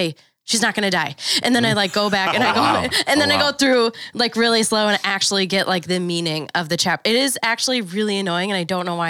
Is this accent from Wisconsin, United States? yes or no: yes; Wisconsin, United States; accent: Wisconsin; My little Wisconsin accent.